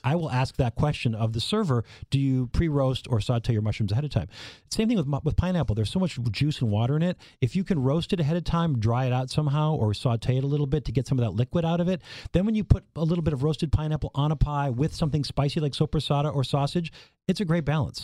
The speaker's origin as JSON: {"language": "English", "region": "Minnesota", "country": "United States", "also_born_or_lived": "Wisconsin / Michigan / Illinois / Iowa", "moved": "yes", "said": "I'm from Minnesota"}